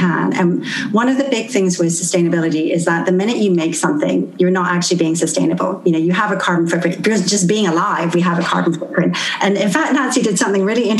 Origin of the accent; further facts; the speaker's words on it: Canada; moved away; I'm actually from Canada